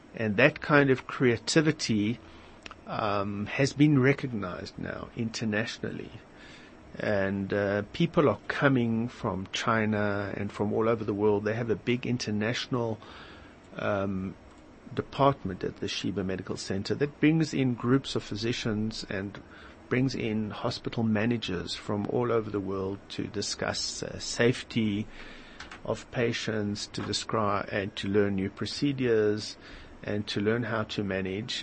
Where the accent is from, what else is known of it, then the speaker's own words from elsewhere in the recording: Delmas, Mpumalanga, South Africa; moved away as an adult; also born or lived in Benoni, South Africa; now in Israel; I was born in Delmas in the Eastern Transvaal